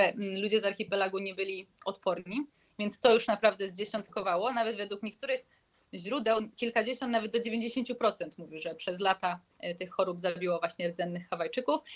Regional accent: Poland; skąd jesteśmy, mówiliśmy, że z Polski

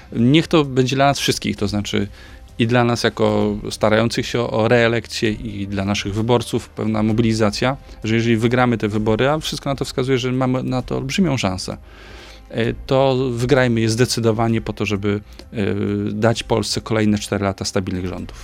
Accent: Opole Voivodeship, Poland; będę na mojej rodzinnej Opolszczyźnie. Y, w, z której pochodzę

